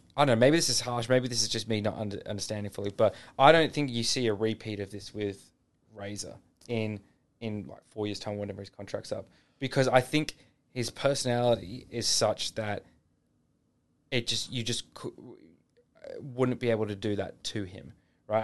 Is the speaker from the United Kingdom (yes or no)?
no; Australia; as Australian